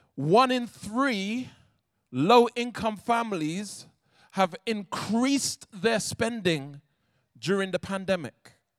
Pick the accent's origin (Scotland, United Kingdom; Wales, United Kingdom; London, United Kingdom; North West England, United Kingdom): London, United Kingdom; I'm from South London